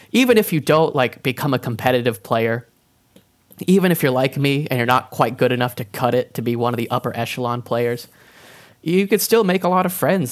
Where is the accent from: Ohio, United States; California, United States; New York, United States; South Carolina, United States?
South Carolina, United States; also born or lived in Boone, North Carolina; I was born in South Carolina, raised in South Carolina